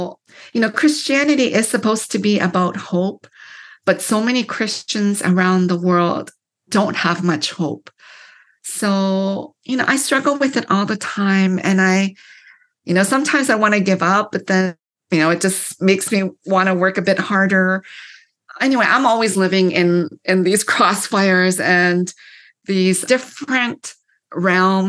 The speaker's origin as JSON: {"language": "English", "town": "London", "region": "Ontario", "country": "Canada", "tie": "born or raised there", "also_born_or_lived": "Korea", "moved": "as an adult", "lives_now": "United States", "said": "I grew up in London, Ontario, which is known as like the snow belt"}